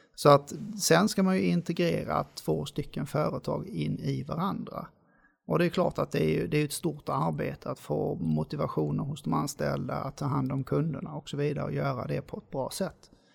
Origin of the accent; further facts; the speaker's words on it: Lund, Skåne, Sweden; moved away as an adult; now in Gothenburg, Sweden; Jag är född och uppvuxen i Lund, så jag kommer från Skåne.